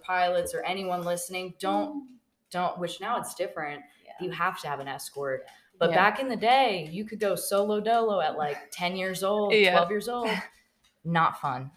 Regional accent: the South, United States; I grew up in the South

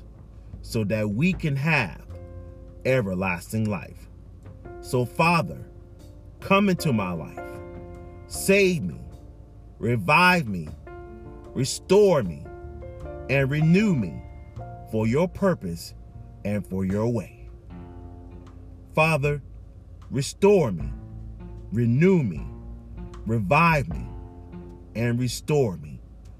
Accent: Charleston, South Carolina, United States; I'm from Charleston

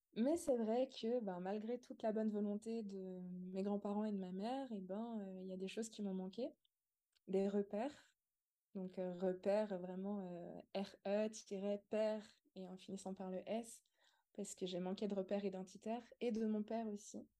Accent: Montbrison, Auvergne-Rhône-Alpes, France; j'ai grandi dans une petite ville rurale qui s'appelle Montbrison

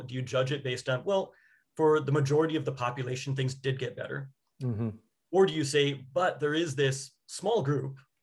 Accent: New York City, New York, United States; now in California, United States; I'm from New York, even though now I'm in California

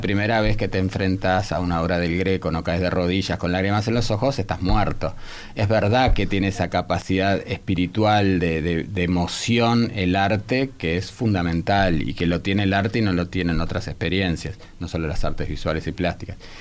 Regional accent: Italian Hospital, Montevideo, Uruguay; el hospital italiano donde yo nací

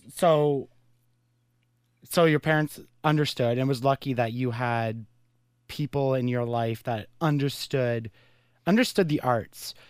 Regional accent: Carleton Place, Ontario, Canada; That's my hometown

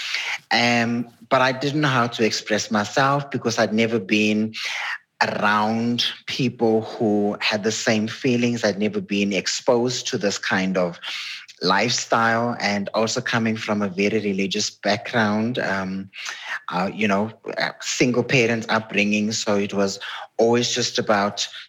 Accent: Durban, KwaZulu-Natal, South Africa; Growing up in a, you know, black community, was a colored community where I grew up in Durban

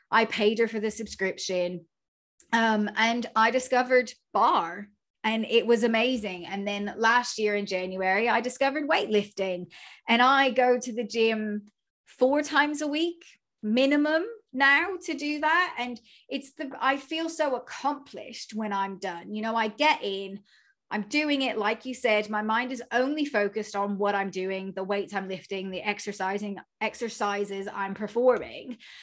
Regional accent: United States; moved away; I'm clearly from America

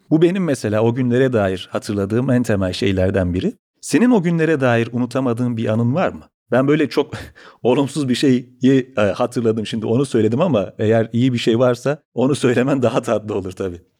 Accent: Çukurova, Turkey; ben de Çukurovalıyım.

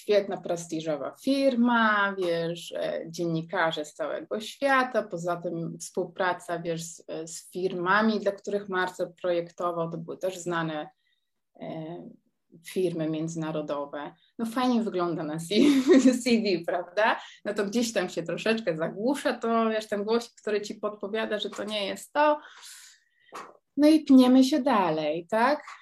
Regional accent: Poland; moved away as an adult; now in Netherlands; ja wyjechałam z Polski mając 19 lat

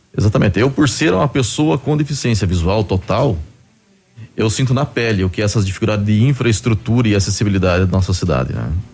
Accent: Curitiba, Paraná, Brazil; moved away as an adult; now in Pato Branco, Brazil; Sou natural de Curitiba e fazem 11 anos que estou morando aqui em Pato Branco.

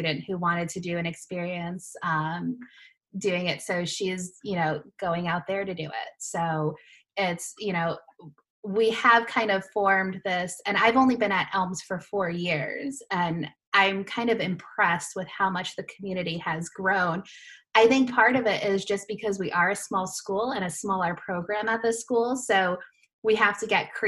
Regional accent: Massachusetts, United States; also born or lived in Florida; we're both from Massachusetts

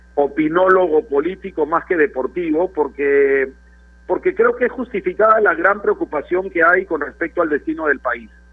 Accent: Peru; somos peruanos

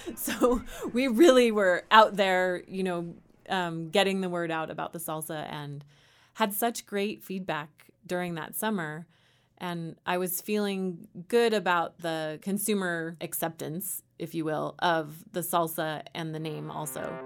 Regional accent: Bay Area, Northern California, United States; born or raised there; moved away as an adult; also born or lived in San Luis Obispo, California; now in Louisville, United States

